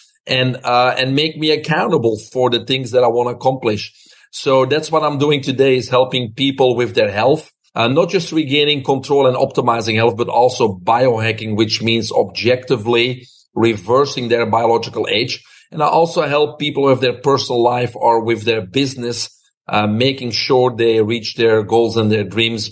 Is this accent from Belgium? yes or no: yes; Belgium; moved away as an adult; now in United States; I'm originally from Belgium. Grew up there with my brother, single mom.